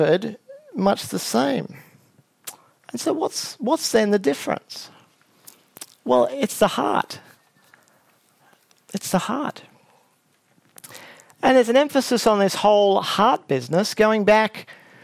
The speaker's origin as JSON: {"language": "English", "town": "Brisbane", "region": "Queensland", "country": "Australia", "tie": "born or raised there", "said": "the other major campus in Brisbane, where I grew up"}